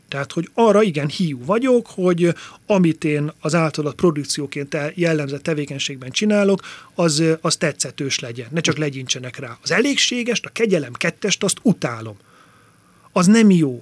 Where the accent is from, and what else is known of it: Tompa, Bács-Kiskun, Hungary; born or raised there; also born or lived in Tiszaföldvár / Martfű / Kengyel; now in Budapest, Hungary